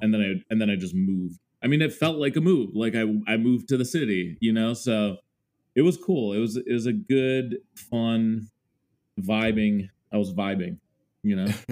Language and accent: English; Mendota Heights, Minnesota, United States; moved away as an adult; now in New York, United States; So I grew up in Minnesota. I spent pretty much 25 years uh, of my life there, aka my childhood and adolescence